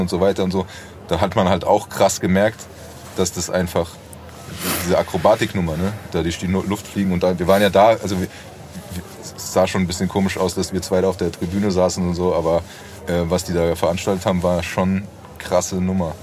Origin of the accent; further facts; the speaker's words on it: Frankfurt, Hesse, Germany; bei uns in Braunheim der, am Nidderaltarm äh, auf dem Rasenplatz